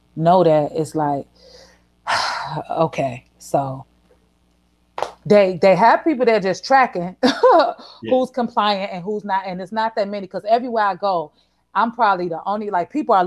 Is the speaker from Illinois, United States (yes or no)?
yes; Chicago, Illinois, United States; growing up in Chicago